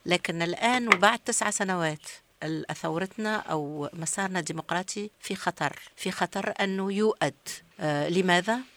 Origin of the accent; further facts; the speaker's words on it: Tunisia; من تونس